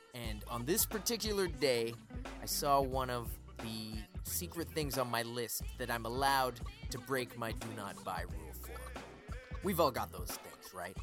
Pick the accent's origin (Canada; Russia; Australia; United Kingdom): Canada; Halifax, Nova Scotia; Growing up in Halifax